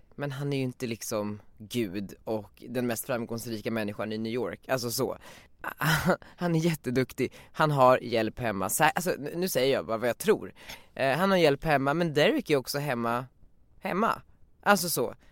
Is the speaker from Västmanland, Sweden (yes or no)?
yes; Västerås, Västmanland, Sweden; moved away as an adult; now in Stockholm, Sweden; jag är från Västerås och växte upp där